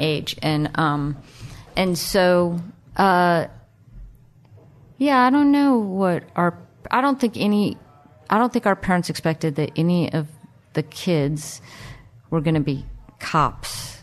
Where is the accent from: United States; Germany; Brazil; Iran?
United States; Miami, Florida; growing up in Miami in the, uh, late seventies